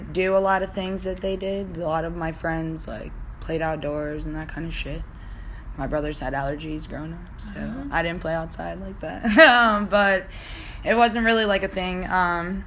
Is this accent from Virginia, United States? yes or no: yes; Virginia, United States; also born or lived in Brooklyn, New York / Hanover County, Virginia; most of my childhood memories are from Virginia.